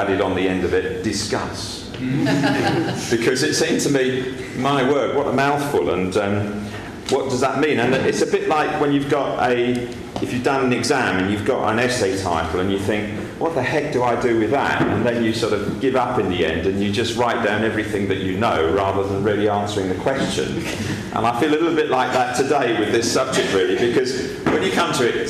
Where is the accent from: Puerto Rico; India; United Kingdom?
United Kingdom; Essex, East of England; moved away as an adult; now in Montpellier, France; I come from Essex